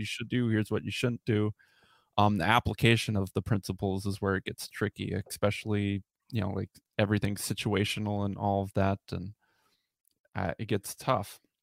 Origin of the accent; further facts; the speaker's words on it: Minnesota, United States; I'm from Minnesota